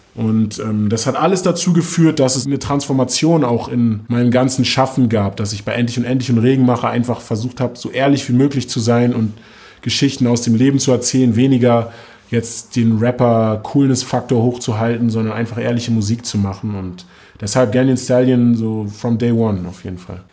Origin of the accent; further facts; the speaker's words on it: Germany; wir sind beide in Morbid aufgewachsen